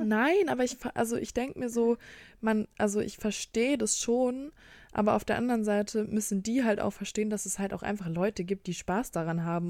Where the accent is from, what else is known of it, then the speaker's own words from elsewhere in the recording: Bremen, Germany; bei uns in Bremen